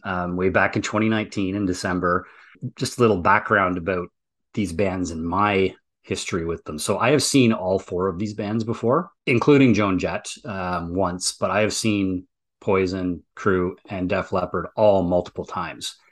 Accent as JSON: {"language": "English", "area": "near Sudbury", "region": "Ontario", "country": "Canada", "tie": "born or raised there", "said": "a little town up near my hometown called Sudbury"}